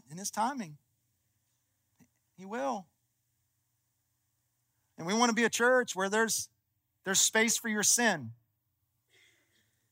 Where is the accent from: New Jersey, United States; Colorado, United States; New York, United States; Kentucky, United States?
Kentucky, United States; I'm from Kentucky